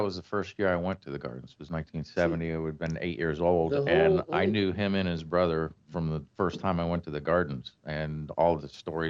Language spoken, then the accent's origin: English; Jupiter, Florida, United States; I grew up in Jupiter.